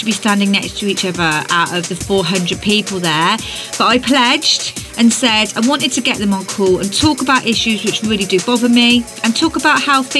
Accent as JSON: {"language": "English", "region": "South West England", "country": "United Kingdom", "tie": "born or raised there", "said": "in Twynin near Tewkesbury, where I grew up"}